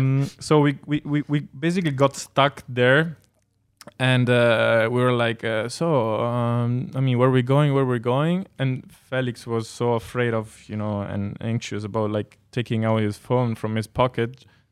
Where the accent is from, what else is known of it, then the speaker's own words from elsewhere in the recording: Veneto, Italy; English is a second language; I mean, I come from Veneto